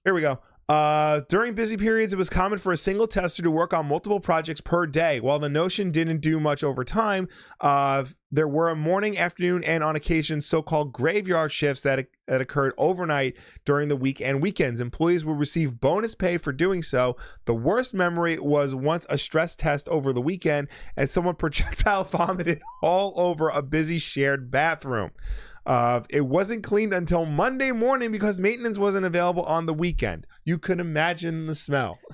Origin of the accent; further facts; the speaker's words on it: United States; as an American